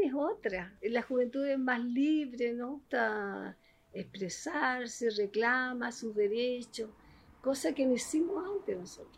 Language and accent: Spanish; Antofagasta, Chile; yo me crié en Antofagasta